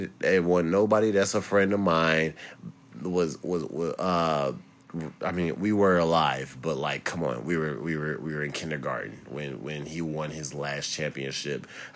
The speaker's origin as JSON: {"language": "English", "town": "Chicago", "region": "Illinois", "country": "United States", "said": "I'm from Chicago."}